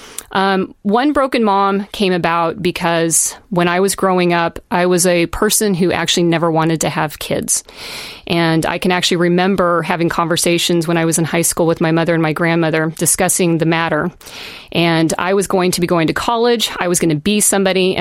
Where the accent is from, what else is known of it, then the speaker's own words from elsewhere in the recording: Kansas, United States; moved away as an adult; also born or lived in Seattle; I come from Kansas and chose Seattle